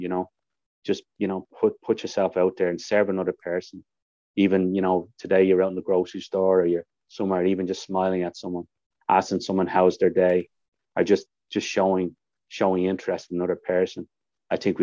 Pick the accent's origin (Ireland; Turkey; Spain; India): Ireland; now in Canada; people call me the Irishman. I became known as the Irishman